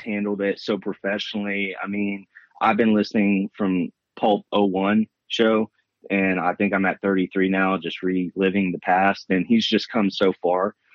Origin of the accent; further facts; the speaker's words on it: United States; also born or lived in Louisiana / Texas; I grew up, we grew up riding in Louisiana and Texas.